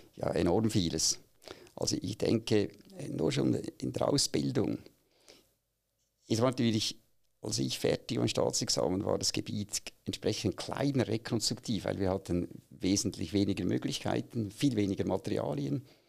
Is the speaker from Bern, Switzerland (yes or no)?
no; Aargau, Switzerland; moved away as an adult; now in Zürich, Switzerland; ich bin eigentlich im Aargau aufgewachsen